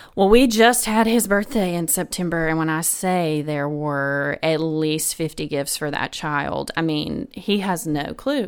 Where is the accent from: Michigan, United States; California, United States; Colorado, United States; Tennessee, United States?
Tennessee, United States; Memphis; moved away; I'm originally from Memphis, Tennessee